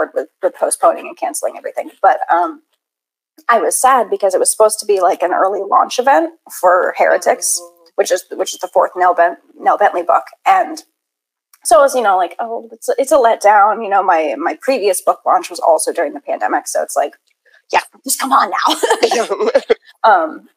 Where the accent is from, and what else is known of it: New Hampshire, United States; born or raised there